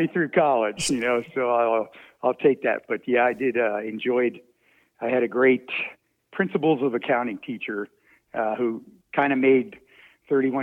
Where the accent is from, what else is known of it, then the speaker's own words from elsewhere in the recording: outside of Baltimore, Maryland, United States; I grew up outside of Baltimore